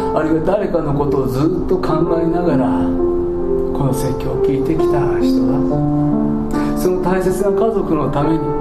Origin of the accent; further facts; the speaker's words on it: Kansai, Japan; accent: Kansai dialect; 関西弁スイッチが入ってしまいましたけども